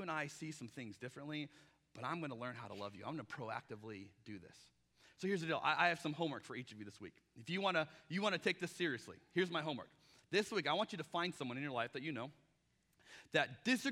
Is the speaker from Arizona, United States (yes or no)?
yes; Arizona, United States; now in Portland, United States; I'm from Arizona